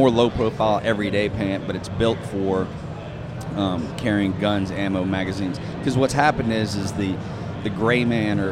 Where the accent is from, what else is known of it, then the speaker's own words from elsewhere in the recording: Louisiana, United States; now in Cincinnati, United States; I'm from Louisiana.